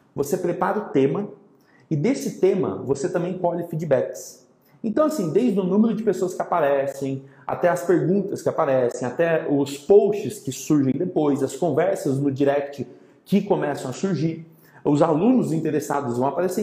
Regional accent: São Carlos, São Paulo, Brazil; de São Carlos, minha terra natal

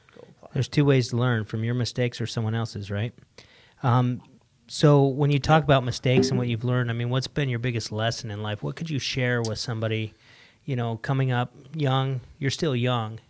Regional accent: Salt Lake City, Utah, United States; moved away; I'm from Salt Lake

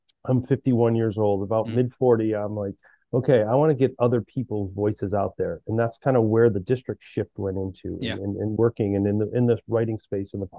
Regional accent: Massachusetts, United States; I'm from Massachusetts

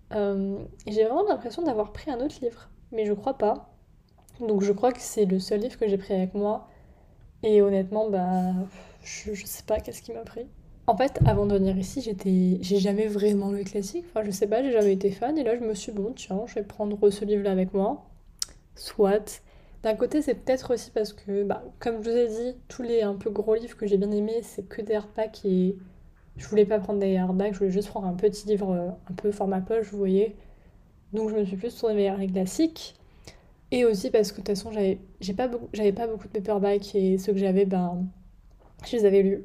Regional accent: France; moved away as an adult; now in England, United Kingdom; chez moi en France

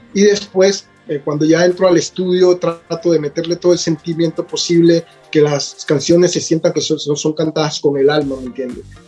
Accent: Buenaventura, Valle del Cauca, Colombia; also born or lived in Italy; now in Vancouver, Canada; yo soy de Buenaventura

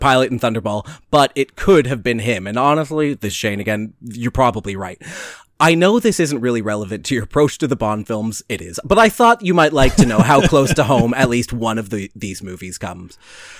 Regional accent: Youngstown, New York, United States; Oh, I grew up in Youngstown, New York, right across the lake from you and across the river from Niagara

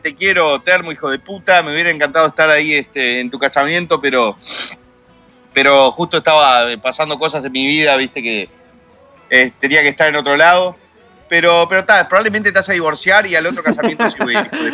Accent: Uruguay; also born or lived in United States; nací en Estados Unidos, cerca de la concha de la madre, pero me crié en Uruguay

